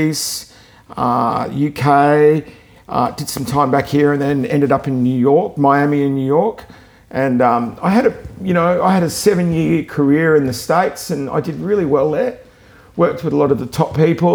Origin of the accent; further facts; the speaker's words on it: Melbourne, Victoria, Australia; I grew up in Melbourne